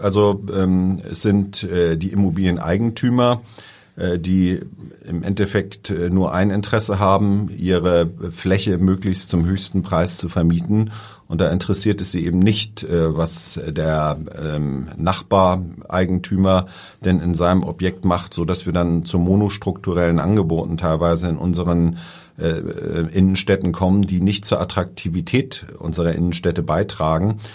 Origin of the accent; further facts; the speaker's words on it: Hamburg, Germany; also born or lived in Langenhorn, Hamburg; ich komme ja eher so aus dem Hamburger Umland